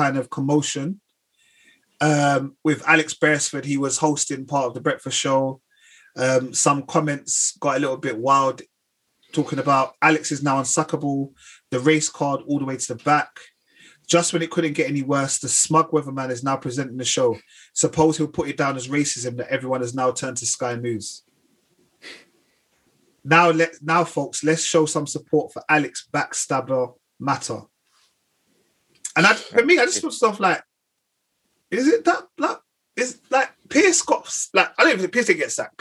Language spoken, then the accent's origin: English; United Kingdom; I'm British, but I've never said I'm English